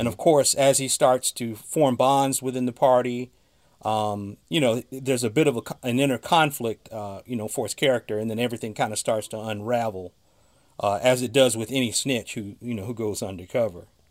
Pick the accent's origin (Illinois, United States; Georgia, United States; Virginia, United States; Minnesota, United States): Illinois, United States; Chicago; I'm from Chicago. I'm from the South Side of Chicago